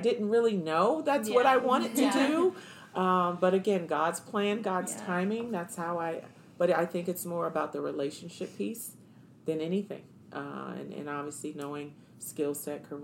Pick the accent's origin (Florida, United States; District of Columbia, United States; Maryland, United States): District of Columbia, United States; Washington; moved away as an adult; now in Arizona, United States; I'm from Washington, D.C.